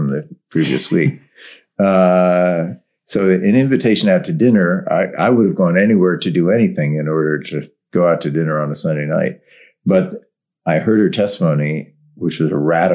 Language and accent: English; Westport, Connecticut, United States; also born or lived in Windsor, Connecticut; I grew up in Westport, Connecticut, but the school was in Windsor, Connecticut